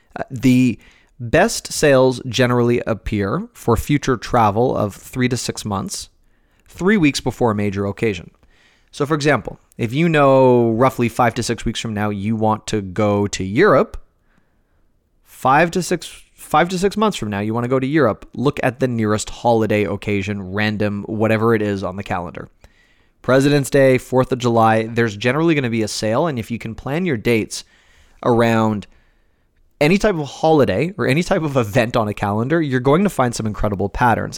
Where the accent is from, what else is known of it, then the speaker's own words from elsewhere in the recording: Toronto, Ontario, Canada; born and raised in Toronto